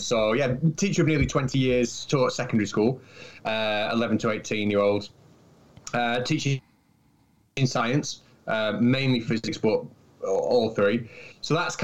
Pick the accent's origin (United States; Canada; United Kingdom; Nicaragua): United Kingdom; compared to America, we're such a small country